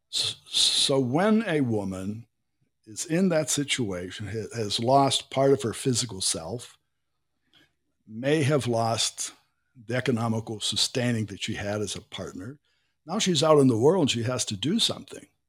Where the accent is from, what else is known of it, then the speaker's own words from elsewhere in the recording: Pittsburgh, Pennsylvania, United States; moved away as an adult; now in Brazil; I was born in Pittsburgh, and Pittsburgh didn't have a beach